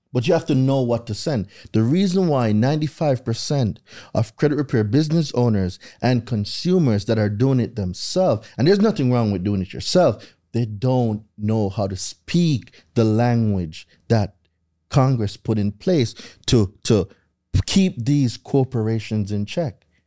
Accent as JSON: {"language": "English", "country": "Jamaica", "tie": "born or raised there", "moved": "as an adult", "lives_now": "United States", "said": "I lived there my entire life"}